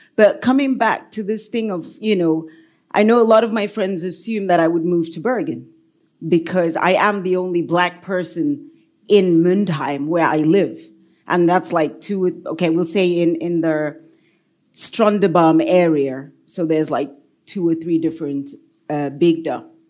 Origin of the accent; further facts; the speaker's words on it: KwaZulu-Natal, South Africa; moved away as an adult; also born or lived in United Kingdom; now in Norway; I come from South Africa. I grew up in apartheid South Africa.